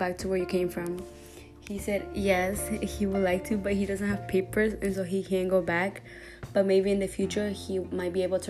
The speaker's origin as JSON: {"language": "English", "country": "Ecuador", "tie": "born or raised there", "moved": "yes", "lives_now": "United States", "said": "I personally was born in the States, but at a very young age of 8 months old, I was sent to live in Ecuador, where I grew up through most of my childhood."}